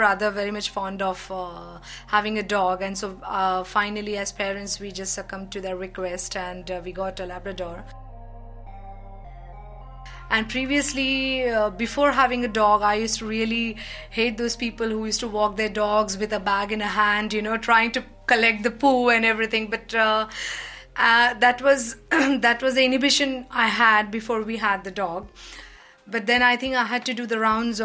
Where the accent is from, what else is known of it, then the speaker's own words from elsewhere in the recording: India; moved away as an adult; also born or lived in United Kingdom / Belgium; now in Netherlands; I'm from India